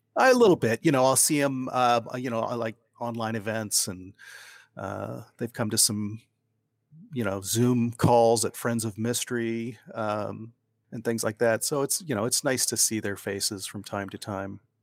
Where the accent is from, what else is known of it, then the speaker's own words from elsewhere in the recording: Ohio, United States; moved away as an adult; now in Oregon, United States; I grew up in Ohio